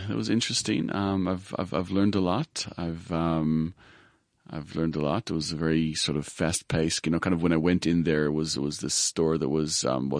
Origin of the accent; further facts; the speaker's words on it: Israel; moved away as an adult; also born or lived in United States; I was born in the States. Mm-hmm. I grew up in Israel, actually. And at the age of 20, I got to South Africa where I went to varsity.